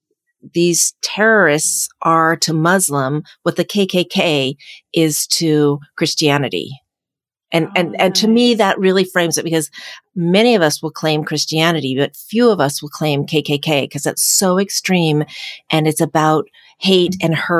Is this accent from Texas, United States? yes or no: no; Ellensburg, Washington, United States; moved away as an adult; also born or lived in Spain / Peru / Costa Rica / Ecuador; I grew up in Ellensburg.